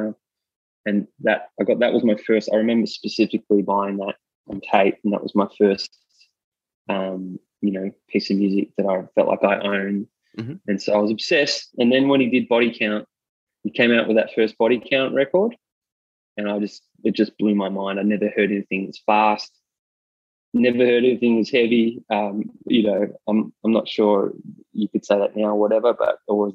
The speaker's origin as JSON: {"language": "English", "town": "Melbourne", "region": "Victoria", "country": "Australia", "tie": "born or raised there", "said": "Yeah, I'm born and raised in Melbourne. Grew up in kind of central Melbourne"}